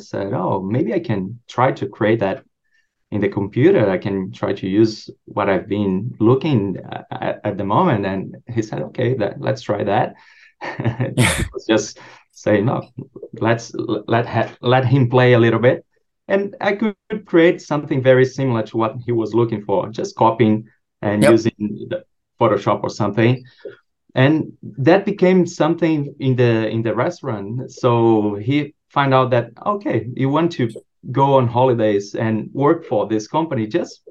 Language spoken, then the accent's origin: English; a small town in Rio de Janeiro, Brazil; moved away as an adult; now in Brisbane, Australia; I'm from Brazil, and I was born in a small town in Rio de Janeiro.